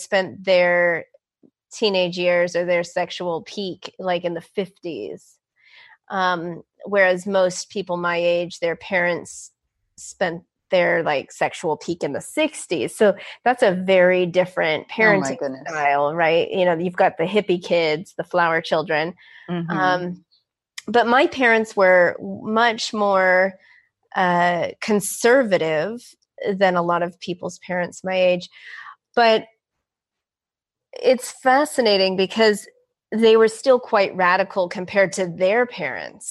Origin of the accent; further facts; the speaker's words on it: San Francisco, California, United States; growing up in San Francisco